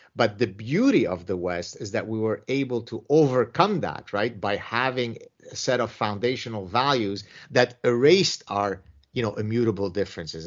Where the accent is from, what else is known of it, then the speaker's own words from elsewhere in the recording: Lebanon; my own personal history growing up in the Lebanese Civil War